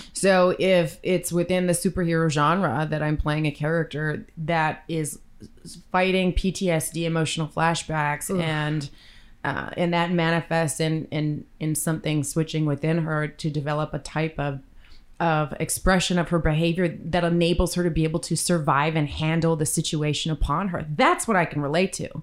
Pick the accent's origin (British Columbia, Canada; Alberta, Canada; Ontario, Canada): British Columbia, Canada; Victoria; Still in my hometown of Victoria.